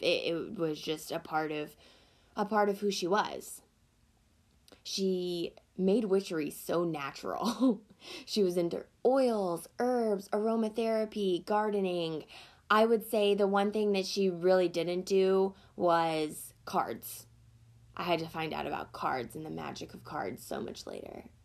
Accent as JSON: {"language": "English", "region": "Deep South", "country": "United States", "tie": "born or raised there", "said": "I grew up in a very Christian household in a very small town in the South. If you can't hear it in my voice, I am from the Deep South."}